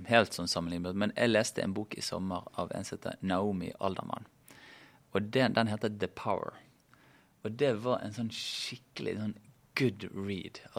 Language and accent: Norwegian; Bergen, Vestland, Norway; siden jeg kommer fra Bergen